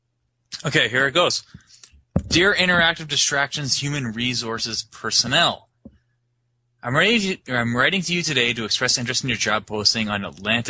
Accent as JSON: {"language": "English", "country": "Canada"}